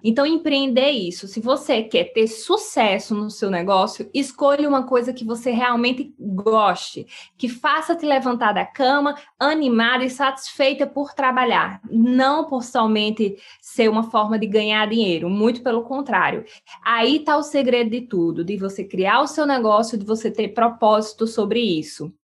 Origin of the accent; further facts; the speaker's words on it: sertão of Paraíba, Brazil; eu sou lá do Nordeste, lá do sertão da Paraíba